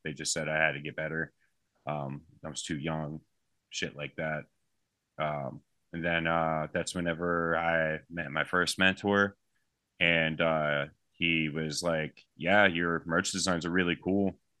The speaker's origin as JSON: {"language": "English", "country": "United States", "said": "I'm from the United States."}